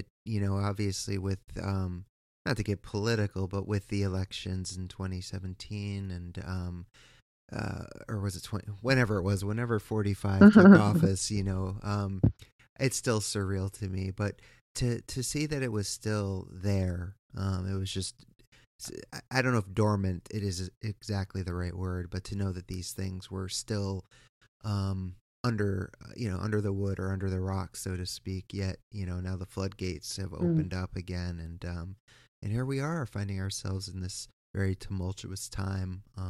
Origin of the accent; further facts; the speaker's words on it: East Coast, United States; I am from the East Coast, and we're watching this just travesty of justice happen.